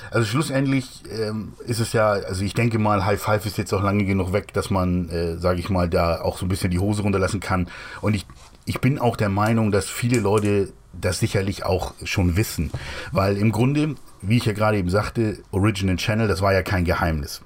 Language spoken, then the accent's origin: German; Hamburg, Germany; Ich komme ja eigentlich aus Hamburg